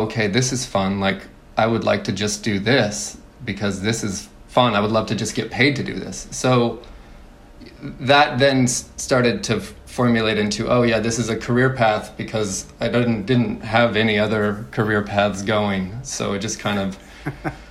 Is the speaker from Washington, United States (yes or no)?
yes; Spokane, Washington, United States; moved away as an adult; also born or lived in Los Angeles; I grew up in Spokane, you know, for 24 years.